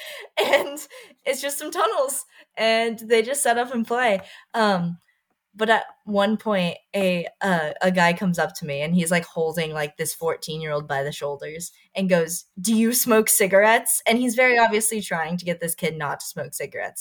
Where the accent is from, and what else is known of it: Texas, United States; born or raised there